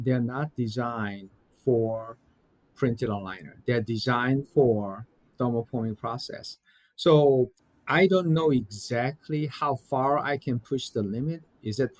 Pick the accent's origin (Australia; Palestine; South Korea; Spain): South Korea; now in United States; I'm from South Korea